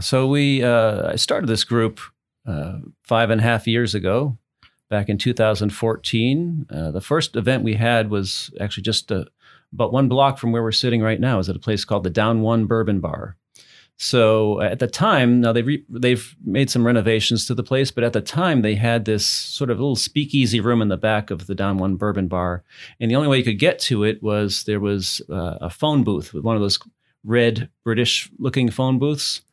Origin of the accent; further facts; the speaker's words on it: New England, United States; moved away as an adult; also born or lived in Massachusetts; now in Louisville, United States; I'm from New England